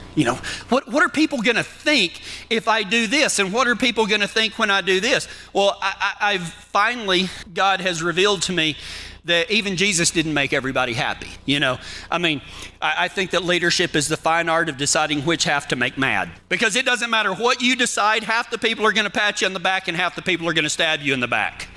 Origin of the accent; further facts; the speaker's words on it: Texas, United States; accent: Texas; now in Kiowa, United States; whenever I go back to Texas. You think I got an accent now? You send me back to Texas where all them people know how to talk? Man, my accent gets real thick